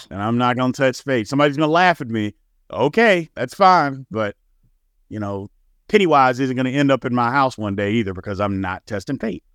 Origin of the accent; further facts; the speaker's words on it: Louisville, Kentucky, United States; now in Texas, United States; I grew up in Louisville